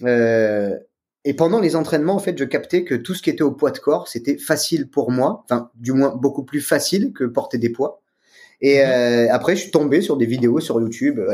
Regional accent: Aix-en-Provence, Provence-Alpes-Côte d'Azur, France; je viens d'Aix-en-Provence

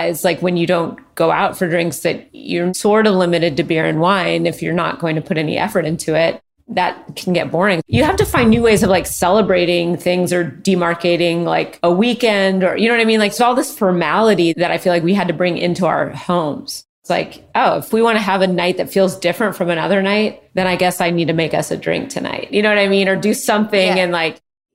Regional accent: Redmond, Washington, United States; also born or lived in Los Angeles, California; now in Portland, United States; I grew up outside Seattle.

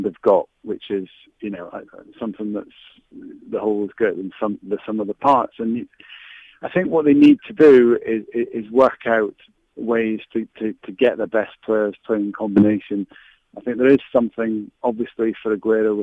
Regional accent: Scotland, United Kingdom; as a Scot

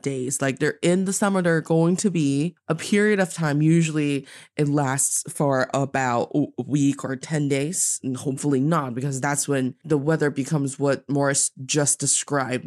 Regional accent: Northeast China, China; I am from the northeast part of China, and I am talking to you in Beijing today.

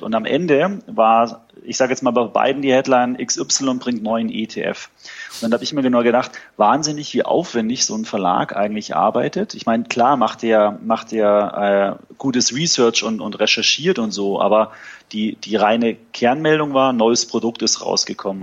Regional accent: Munich, Bavaria, Germany; also born or lived in Frankfurt; Wir sitzen in München, äh, relativ zentral ähm, und ist meine Heimat

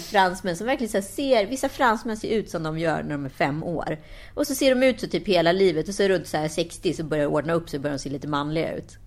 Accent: Sweden; vi eh, som är svenskar då, vi är ju lite udda här liksom.

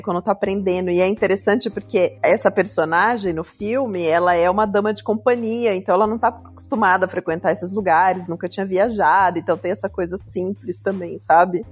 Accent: Curitiba, Paraná, Brazil; also born or lived in Minas Gerais; Eu saí de Minas, eu tinha um ano de idade então, pelo menos uma vez por ano no Natal, a gente ia para Minas, né? Eu fui morar em Curitiba

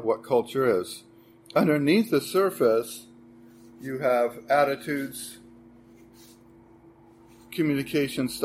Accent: United States; moved away as an adult; now in Sweden; I'm American

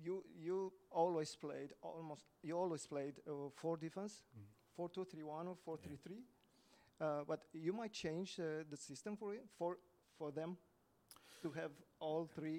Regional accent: Romania; English is a second language; we came from Romania

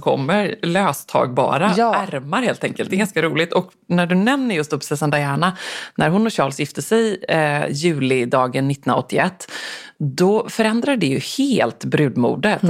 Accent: Gothenburg, Västra Götaland, Sweden; som den göteborgare jag och min mamma är

